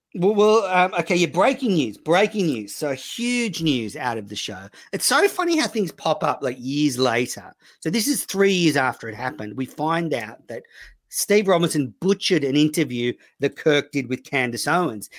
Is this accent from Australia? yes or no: yes; Sydney, New South Wales, Australia; I was from Sydney